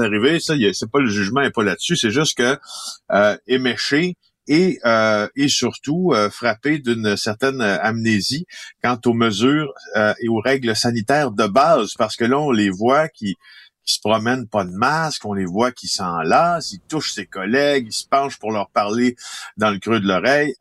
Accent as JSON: {"language": "French", "town": "Ville-Marie", "region": "Quebec", "country": "Canada", "tie": "born or raised there", "said": "je suis né en Abitibi-Témiscamingue dans un petit village qui s'appelle Ville-Marie de 3000 personnes"}